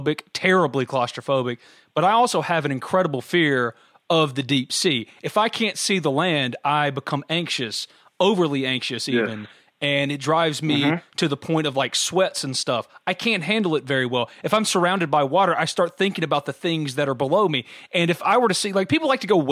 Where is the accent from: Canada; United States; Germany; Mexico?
United States; New Albany, Mississippi; I grew up in New Albany, Mississippi